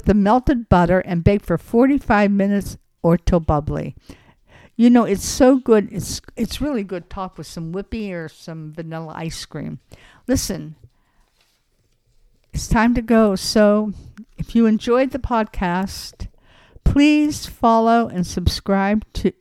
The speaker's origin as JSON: {"language": "English", "town": "Los Angeles", "region": "California", "country": "United States", "said": "I'm from Los Angeles"}